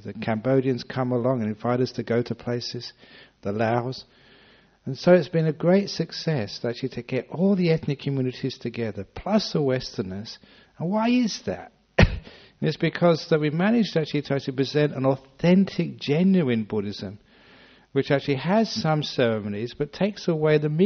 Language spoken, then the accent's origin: English; London, United Kingdom; now in Australia; I was born in London